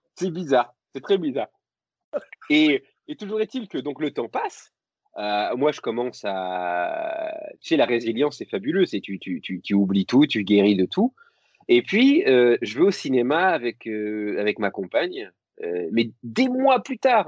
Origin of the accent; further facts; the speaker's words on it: Lorraine, Grand Est, France; je suis, je suis Lorrain